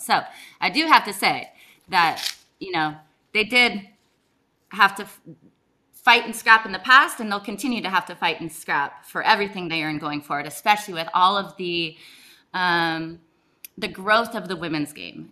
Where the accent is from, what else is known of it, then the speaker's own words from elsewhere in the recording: United States; I'm American